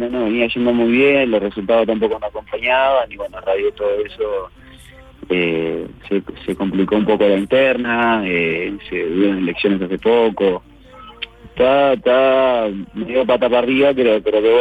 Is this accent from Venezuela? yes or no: no; Italy; No, yo vengo de Italia eh, y bueno, tuve la posibilidad de, ir a Independiente porque yo quería jugar, obviamente.